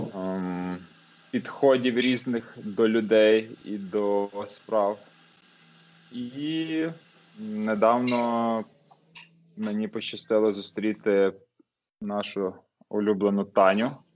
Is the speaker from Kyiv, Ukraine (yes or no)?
no; Lviv, Lviv Oblast, Ukraine; first language Ukrainian; я зі Львова